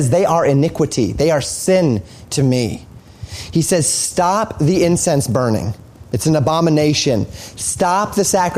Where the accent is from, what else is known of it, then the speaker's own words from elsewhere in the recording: Colorado, United States; I saw this all the time growing up in Colorado